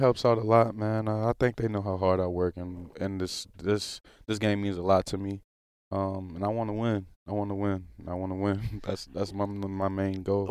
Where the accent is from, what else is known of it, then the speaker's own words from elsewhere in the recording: New Orleans, Louisiana, United States; moved away; I lived there all my life, literally